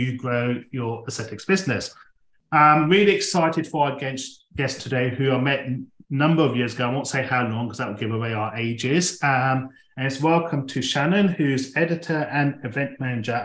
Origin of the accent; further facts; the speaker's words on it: England, United Kingdom; like us English